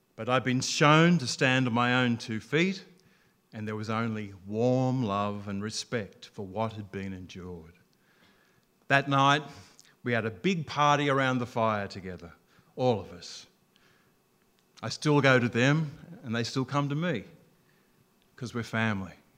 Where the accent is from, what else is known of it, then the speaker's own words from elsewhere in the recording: Albury, New South Wales, Australia; I was from Albury on the Murray, north and south.